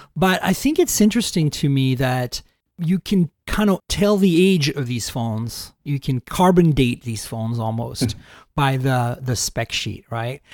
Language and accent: English; Canada; I'm Canadian